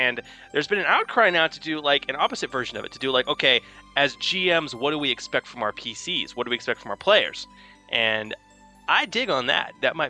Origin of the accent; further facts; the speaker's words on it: Texas, United States; also born or lived in Seattle, Washington; I grew up here in Texas as far as back as I can remember, but I was born in Seattle. And I go back. I got family all up in the Pacific Northwest and along the coast up there.